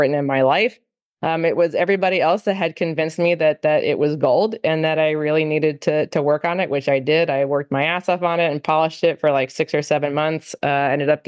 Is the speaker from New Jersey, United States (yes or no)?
yes; New Jersey, United States; now in Nashville, United States; I'm originally from New Jersey, but I now live in Nashville